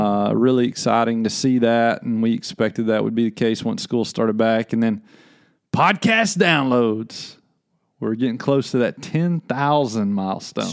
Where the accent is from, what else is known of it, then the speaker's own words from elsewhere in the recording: Little Rock, Arkansas, United States; moved away; I grew up in Little Rock, Arkansas.